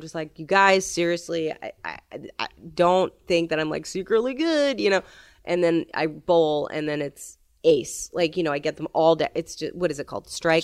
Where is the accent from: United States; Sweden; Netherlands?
United States; New York City, New York; I'm from New York City